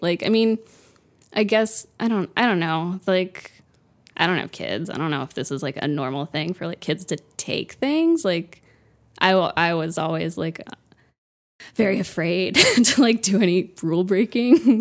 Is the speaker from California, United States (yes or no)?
no; Fort Lauderdale, Florida, United States; also born or lived in Pompano Beach, Florida; I'm from Florida